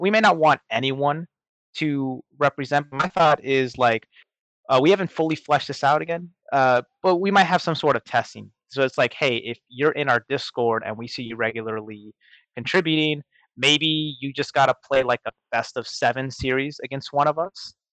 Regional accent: Seattle, Washington, United States; moved away; my hometown in Seattle

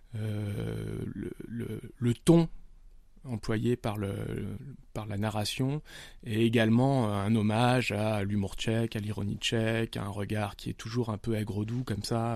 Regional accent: Nice, Provence-Alpes-Côte d'Azur, France; je viens de Nice

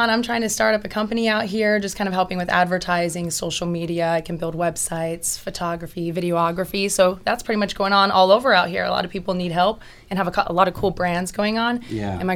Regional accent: Austin, Texas, United States; They're like, oh my gosh, like that's so cool. and I'm just so used to being in Austin and people being like, oh, that's like where I'm from.

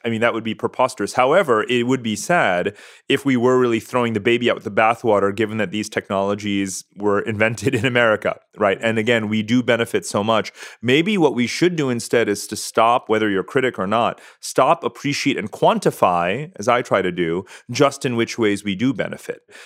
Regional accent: Punjab, India; I'm from India. We're both Punjabi

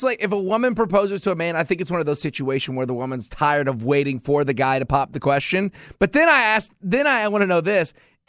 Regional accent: the South, United States; I grew up here in the South.

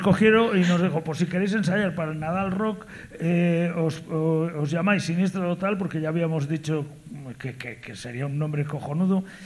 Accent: southern Galicia, Spain; also born or lived in Vigo; Venimos del sur de Galicia

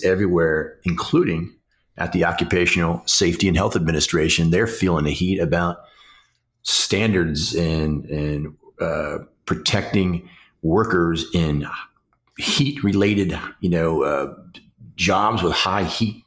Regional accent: Washington, District of Columbia, United States; my hometown of Washington, D.C., Franklin

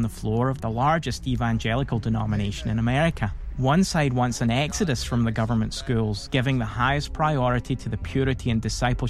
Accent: Scotland, United Kingdom; as a Christian homeschool dad born and raised in Scotland

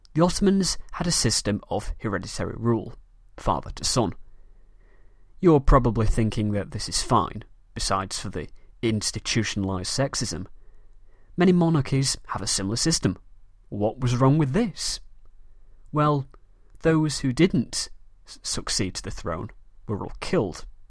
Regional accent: Manchester, North West England, United Kingdom; accent: British; I am a very proud Mancunian from the city of Manchester in the north of England

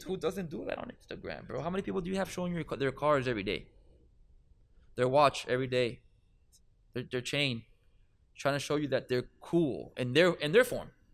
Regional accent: Miami, Florida, United States; I'm from Miami.

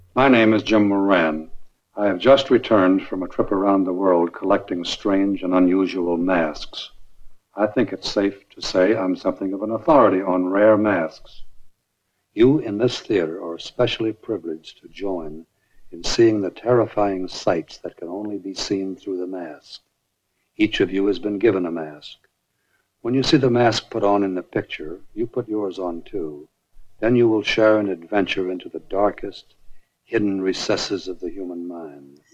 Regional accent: Canada; Our country reeks of trees

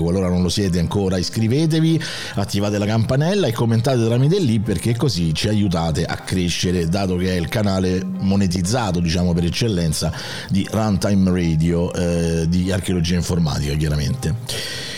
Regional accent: Rome, Lazio, Italy; accent: Roman (romanesco); il mio dialetto romano

